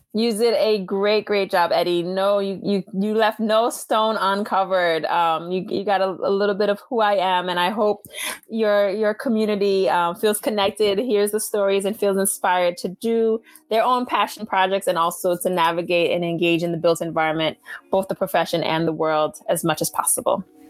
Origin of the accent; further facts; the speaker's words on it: Haiti; first language Haitian Creole; English is a second language; moved away; I'm Haitian